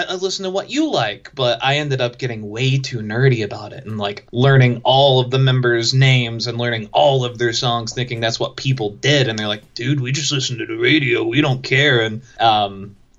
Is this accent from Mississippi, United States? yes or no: no; Chatsworth, Georgia, United States; I grew up in Chatsworth, Georgia.